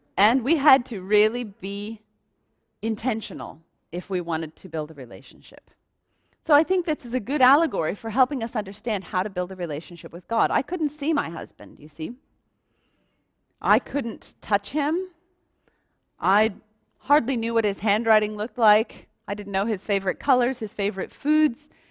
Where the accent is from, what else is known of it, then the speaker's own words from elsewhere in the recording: United States; moved away; I'm American